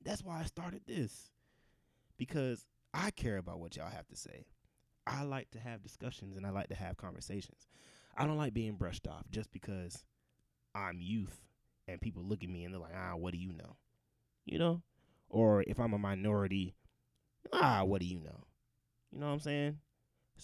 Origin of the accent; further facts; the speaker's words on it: Georgia, United States; I'm Nigerian. Grew up in a Nigerian household. Born and raised in Georgia